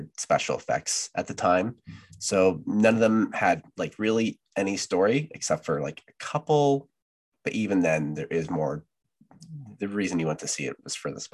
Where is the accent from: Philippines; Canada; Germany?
Canada; So I'm Canadian.